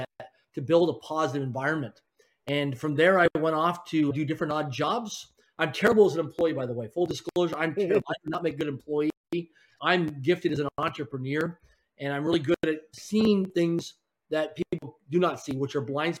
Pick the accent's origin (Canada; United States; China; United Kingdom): Canada; Swift Current, Saskatchewan; now in Vancouver, Canada; I grew up in a place called Swift Current, Saskatchewan, Canada, a city of less than 20,000 people in population